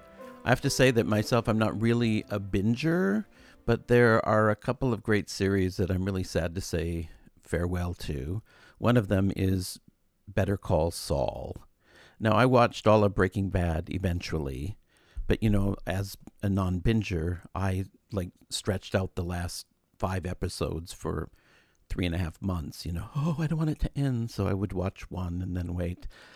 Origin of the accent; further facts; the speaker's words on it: Chicago, Illinois, United States; it's good to remember as a Chicagoan just to go and do it in your own city.